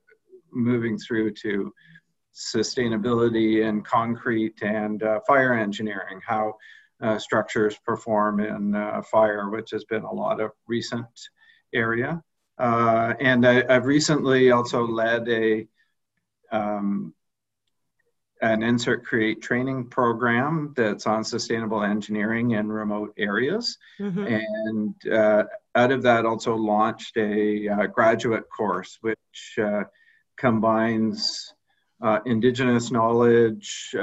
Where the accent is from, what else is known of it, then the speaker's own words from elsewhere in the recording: Belleville, Ontario, Canada; moved away as an adult; now in Kingston, Canada; I grew up in Belleville, which is about an hour from Kingston.